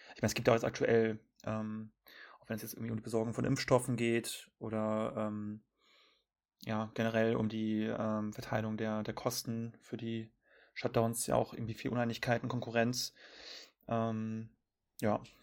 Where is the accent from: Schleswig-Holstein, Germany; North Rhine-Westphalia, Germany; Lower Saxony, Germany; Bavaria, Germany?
North Rhine-Westphalia, Germany; ich komme aus NRW